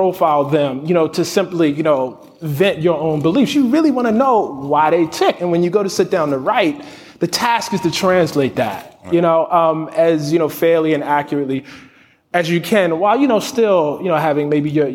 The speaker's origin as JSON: {"language": "English", "town": "Baltimore", "region": "Maryland", "country": "United States", "tie": "born or raised there", "said": "I grew up in West Baltimore in the 80s"}